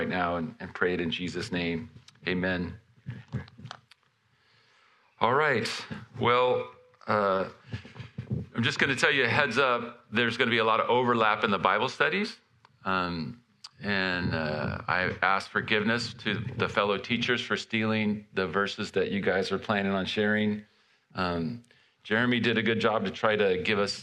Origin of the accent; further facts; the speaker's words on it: California, United States; I'm from California